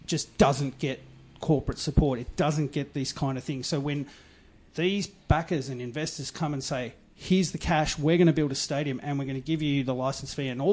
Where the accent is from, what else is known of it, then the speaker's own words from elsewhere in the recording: Melbourne, Victoria, Australia; I grew up in the West. I was born in Altona